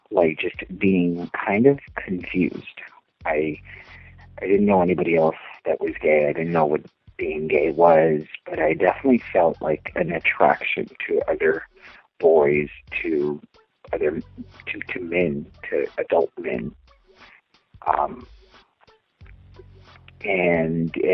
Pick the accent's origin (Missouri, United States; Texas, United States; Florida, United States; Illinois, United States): Texas, United States; Eagle Pass; moved away as an adult; now in Los Angeles, United States; I'm from a small town called Eagle Pass, Texas, and um, I grew up there. I was born. Um, I was born in, in, in Texas, but I kind of went back and forth. Uh, it's a border town, and I lived in the same house until I was 18